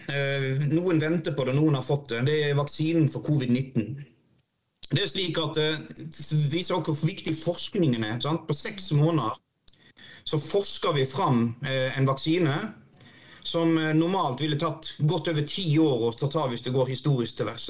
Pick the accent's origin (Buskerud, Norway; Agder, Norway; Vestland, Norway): Vestland, Norway; Odda; jeg kommer jo fra Odda, det er et industrisamfunn. Og når jeg vokste opp, så var fjorden eh, rødere enn rød